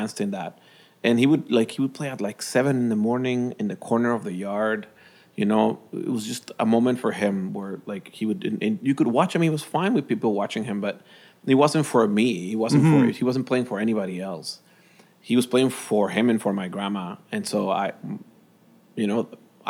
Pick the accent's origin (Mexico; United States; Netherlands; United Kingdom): Mexico; Mexico City; moved away as an adult; also born or lived in Toronto, Canada; now in Winnipeg, Canada; I was born in Mexico City. I moved to Manitoba, Canada, when I was 21.